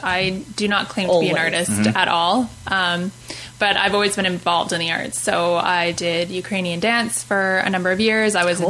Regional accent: Edmonton, Alberta, Canada; moved away as an adult; now in Fort McMurray, Canada; Yes, born and raised in Edmonton.

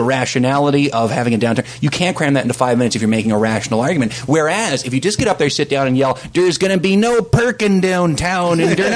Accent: Toronto, Ontario, Canada; also born or lived in Kingston, Ontario; now in Fort McMurray, Canada; growing up in Toronto

